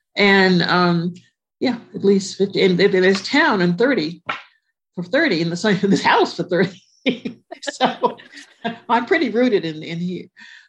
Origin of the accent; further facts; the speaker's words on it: Connecticut, United States; born there; I was born in Connecticut, which is different. So, but I don't really know it like I know Jersey.